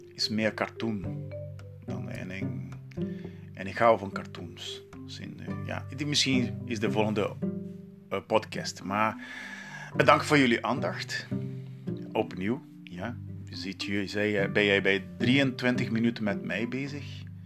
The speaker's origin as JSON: {"language": "Dutch", "country": "Brazil", "second_language": "Dutch", "moved": "as an adult", "lives_now": "Netherlands", "said": "ik kom uit Brazilië"}